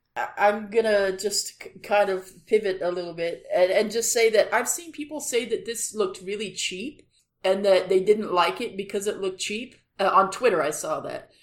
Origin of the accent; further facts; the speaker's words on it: Los Angeles, California, United States; moved away; I'm from Los Angeles